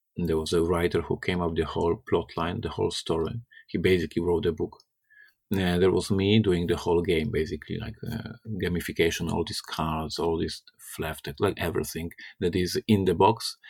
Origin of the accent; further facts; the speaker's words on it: Poland; I'm from Poland. I'm Slavic